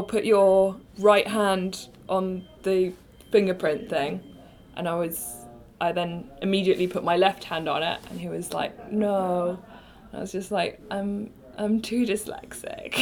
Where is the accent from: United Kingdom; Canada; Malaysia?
United Kingdom; accent: British; my British accent